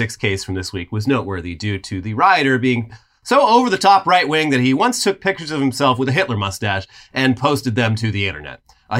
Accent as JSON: {"language": "English", "region": "New Jersey", "country": "United States", "said": "Ladies and gentlemen, I'm from New Jersey. Hey, I'm a fucking idiot. What can I do?"}